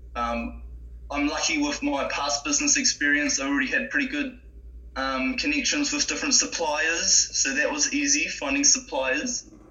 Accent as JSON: {"language": "English", "region": "Gisborne", "country": "New Zealand", "tie": "born or raised there", "also_born_or_lived": "Napier", "moved": "as an adult", "lives_now": "Tauranga, New Zealand", "said": "I grew up in Gisborne originally. Okay. Yep, so I'm from um, Gisborne, lived most of my life there. I was born in Napier"}